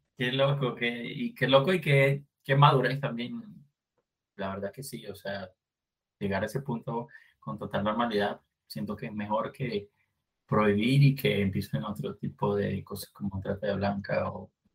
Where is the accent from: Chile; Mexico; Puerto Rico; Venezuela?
Venezuela; moved away; En Venezuela tenemos